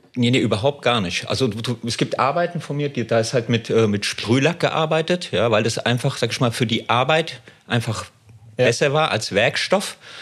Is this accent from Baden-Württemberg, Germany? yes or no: no; Frankfurt am Main, Hesse, Germany; ich komme aus Frankfurt am Main Höchst